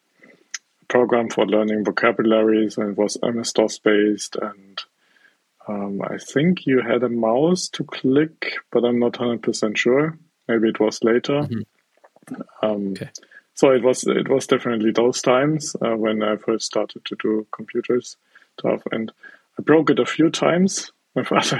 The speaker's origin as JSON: {"language": "English", "region": "South Germany", "country": "Germany", "tie": "born or raised there", "said": "I'm from South Germany. That's where I grew up and that's where I'm now"}